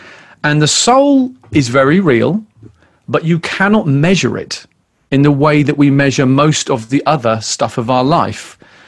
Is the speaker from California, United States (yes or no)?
yes; California, United States; You know, I'm Californian. You know, I like to take it easier.